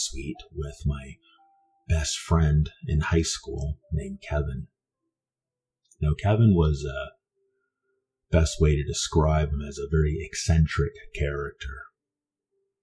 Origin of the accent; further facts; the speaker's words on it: Vancouver, British Columbia, Canada; I was raised in East Vancouver for the most part of my youth